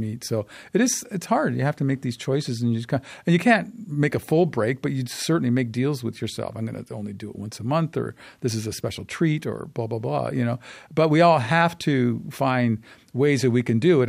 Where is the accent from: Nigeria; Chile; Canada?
Canada; as a Canadian